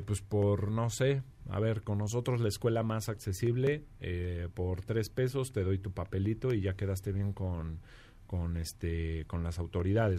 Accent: León, Guanajuato, Mexico; no se olviden de mi tierra, de ahí de León

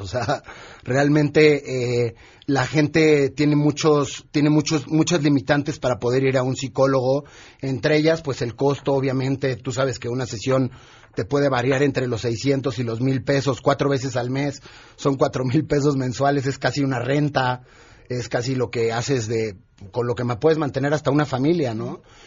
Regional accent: Mexico; nuestro país que obviamente es lo que más nos importa porque somos mexicanos

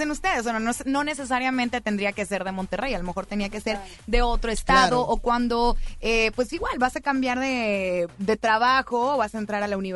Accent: Los Angeles, California, United States; moved away; also born or lived in England; en Los Ángeles y estudié en Estados Unidos y en Inglaterra.

